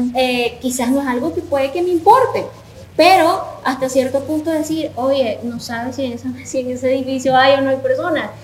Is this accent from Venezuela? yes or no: yes; Venezuela; now in El Salvador; lo que puedo percibir como venezolana